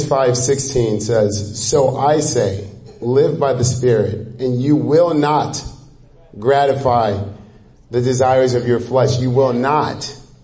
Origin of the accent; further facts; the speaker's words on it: Nigeria; moved away; I'm Nigerian